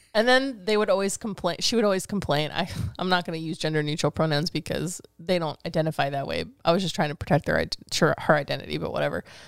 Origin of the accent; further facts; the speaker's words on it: Fremont, California, United States; Tweaks, Freaks, and Antiques. That's my hometown